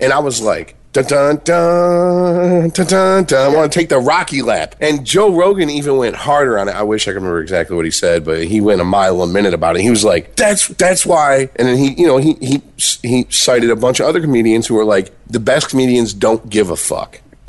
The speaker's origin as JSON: {"language": "English", "country": "Ireland", "said": "I'm Irish."}